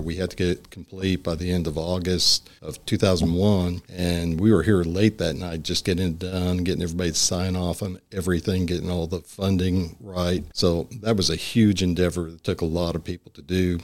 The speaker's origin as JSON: {"language": "English", "area": "Long Island", "region": "New York", "country": "United States", "tie": "born or raised there", "also_born_or_lived": "Brooklyn / Pennsylvania / Austin, Texas / Dallas, Texas", "moved": "as an adult", "lives_now": "Springdale, United States", "said": "I actually was born in Brooklyn, but when we were little, they wanted to move out to the country, and so they moved out about an hour outside New York City, and I grew up on Long Island"}